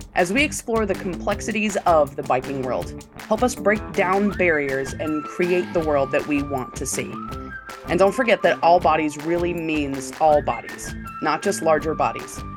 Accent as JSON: {"language": "English", "region": "North Carolina", "country": "United States", "said": "I am from North Carolina."}